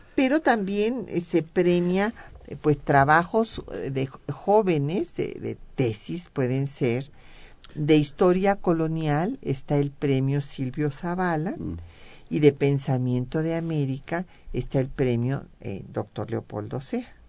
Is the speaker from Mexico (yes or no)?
yes; Mexico